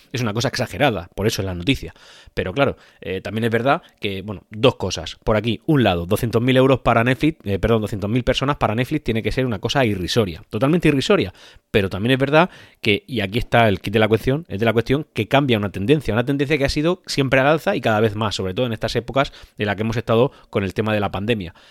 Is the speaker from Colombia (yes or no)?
no; Spain; en mi país, en España